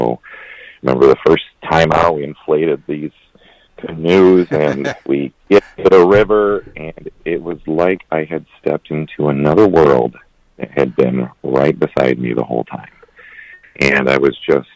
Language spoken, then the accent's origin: English; Flushing, Michigan, United States; also born or lived in Flint, Michigan; I was born in Flint and raised in Flushing